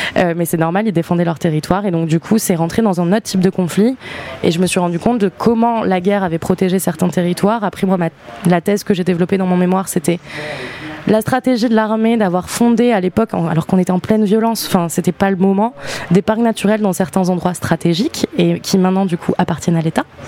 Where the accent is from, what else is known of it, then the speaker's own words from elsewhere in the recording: New Caledonia; moved away; J'ai grandi en Nouvelle-Calédonie